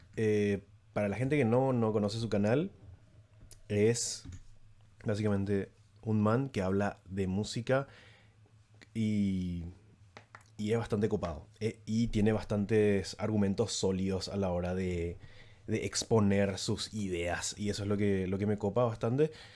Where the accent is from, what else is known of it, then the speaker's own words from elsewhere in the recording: San Lorenzo, Central, Paraguay; yo no soy lo de Asunción, de hecho, yo soy de San Lorenzo, que es una, ciudad que está un poco alejada de, Asunción